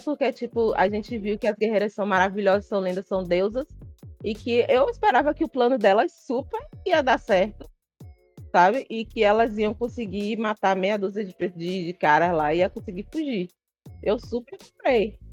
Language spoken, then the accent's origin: Portuguese; Bahia, Brazil; Imagine eu como baiana